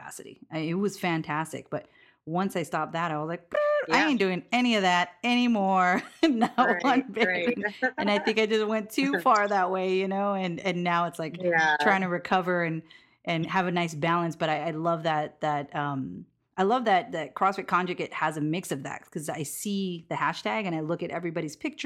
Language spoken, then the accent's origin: English; Hawaii, United States; I'm from Hawaii